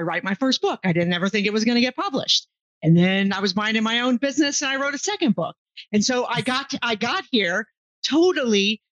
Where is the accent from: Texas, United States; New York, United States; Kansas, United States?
Texas, United States; Houston; moved away as an adult; also born or lived in England; I grew up in Houston, Texas. You know, I'm a Houston girl